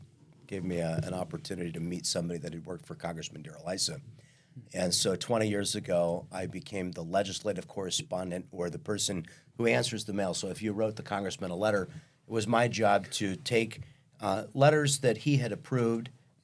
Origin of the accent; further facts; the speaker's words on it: Kansas, United States; moved away as an adult; also born or lived in Missouri; now in Vista, United States; where I grew up in Kansas actually looks a lot like Vista.